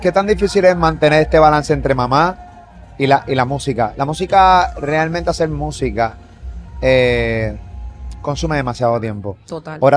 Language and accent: Spanish; Puerto Rico; y soy puertorriqueño y toda la cosa